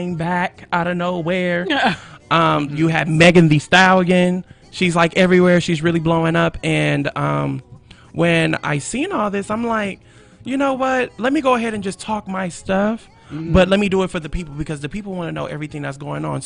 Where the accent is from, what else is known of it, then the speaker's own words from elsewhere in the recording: Hawthorne, California, United States; also born or lived in Torrance, California; I am actually here from Los Angeles, California, but really far known as Hawthorne. That's where I grew up